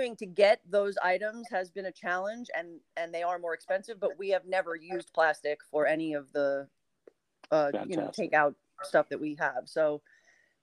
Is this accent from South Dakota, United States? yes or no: no; New York, United States; moved away as an adult; now in West Hollywood, United States; Now I'm from New York